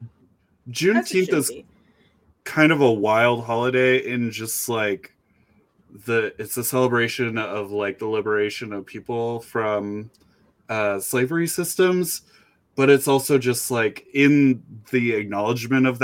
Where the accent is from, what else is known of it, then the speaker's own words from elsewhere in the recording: rural Idaho, United States; I grew up in rural Idaho.